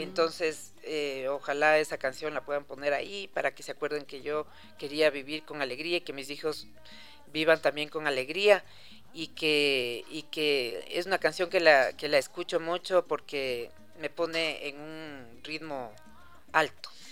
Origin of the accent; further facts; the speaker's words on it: Ecuador; somos los ecuatorianos